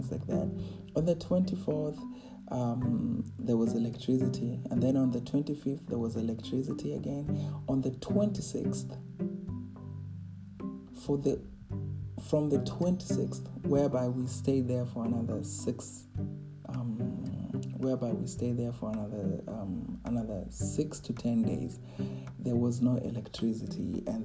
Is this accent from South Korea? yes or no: no; Kenya; moved away as an adult; growing up in Kenya